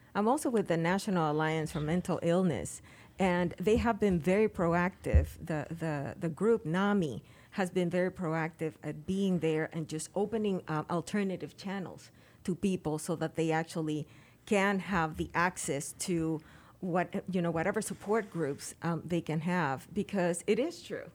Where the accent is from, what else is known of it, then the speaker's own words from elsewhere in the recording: Dominican Republic; moved away; Dominican Republic. Yep. That's where I went to school.